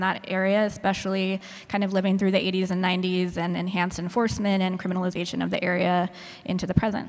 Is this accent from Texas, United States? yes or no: yes; El Paso, Texas, United States; moved away; I'm also from El Paso, Texas, so grew up on the U.S.-Mexico border